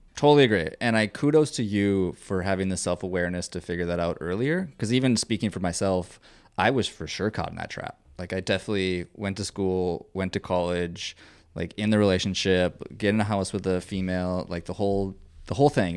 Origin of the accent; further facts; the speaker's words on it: Minnesota, United States; now in Austin, United States; I'm from Minnesota